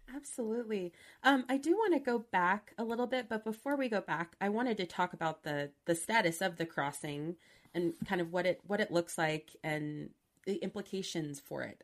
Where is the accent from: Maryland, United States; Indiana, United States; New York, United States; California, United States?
California, United States; Southern; I'm from SoCal